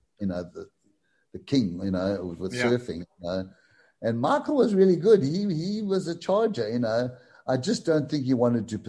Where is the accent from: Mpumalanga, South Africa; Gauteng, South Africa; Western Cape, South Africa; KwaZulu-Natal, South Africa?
KwaZulu-Natal, South Africa; Durban; in my area in Glenwood, which was possibly like 5 or 4 miles from the beach